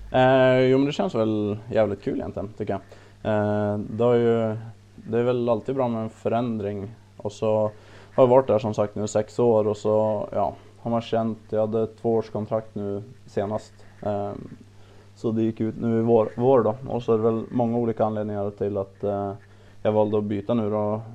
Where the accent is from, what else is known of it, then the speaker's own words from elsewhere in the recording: Östersund, Jämtland, Sweden; jag är väl längdskidåkare i, i, från Östersund, eller Optand, där jag är född och, född och uppväxt